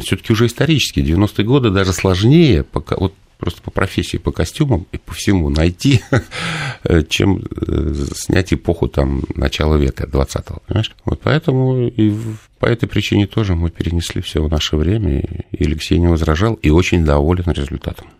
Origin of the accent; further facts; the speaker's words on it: Nizhny Novgorod, Nizhny Novgorod Oblast, Russia; moved away; я из Нижнего Новгорода родом